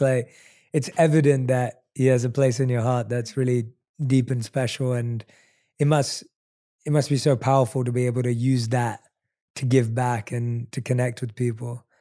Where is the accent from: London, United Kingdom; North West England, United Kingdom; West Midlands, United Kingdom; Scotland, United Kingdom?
London, United Kingdom; moved away as an adult; now in Los Angeles, United States; I'm someone who was born and raised in London, but now lives in L